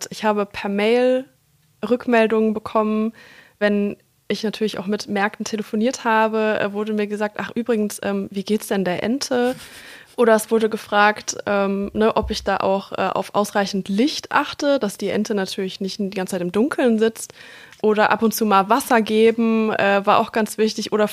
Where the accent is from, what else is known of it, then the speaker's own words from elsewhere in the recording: Munich, Bavaria, Germany; born there; Geboren bin ich in München, also ganz andere